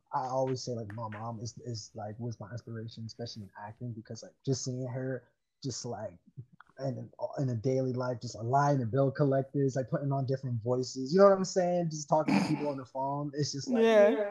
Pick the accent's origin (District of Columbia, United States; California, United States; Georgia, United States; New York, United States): New York, United States; New York City; growing up in Harlem, especially having a bunch of different friends